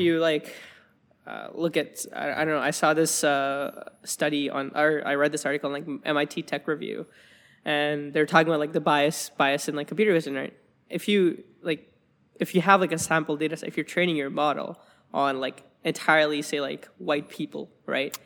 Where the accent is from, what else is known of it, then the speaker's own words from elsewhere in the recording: Alberta, Canada; moved away as an adult; now in Waterloo, Canada; I'm from, I'm from Alberta, right? Um, and, and I'm from a small town